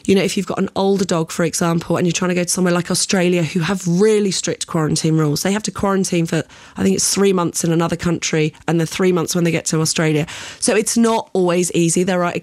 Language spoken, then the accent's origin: English; United Kingdom; now in Oman; That's my home country